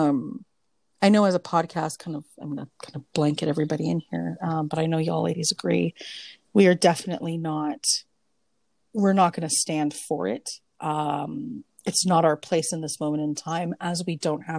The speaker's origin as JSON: {"language": "English", "country": "Canada", "said": "being Canadian"}